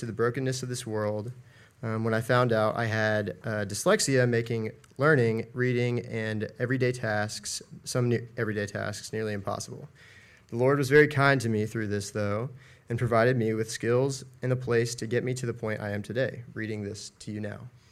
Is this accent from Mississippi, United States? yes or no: no; Asheville, North Carolina, United States; I'm from Asheville, North Carolina